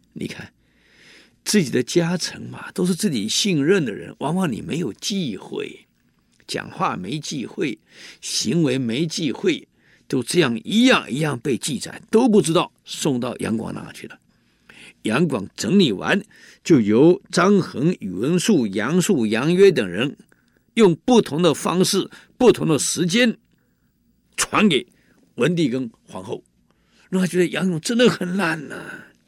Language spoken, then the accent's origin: Chinese; Taiwan; 我们台湾人